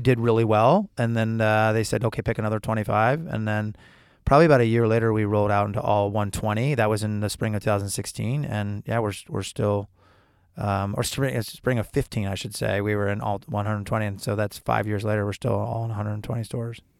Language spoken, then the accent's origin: English; Syracuse, New York, United States; moved away; I'm from Syracuse